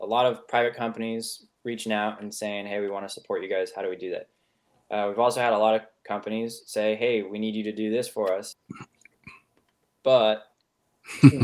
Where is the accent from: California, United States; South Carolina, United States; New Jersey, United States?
California, United States; Sonoma Valley; I grew up in Sonoma Valley, California, and the entire valley is privately held and owned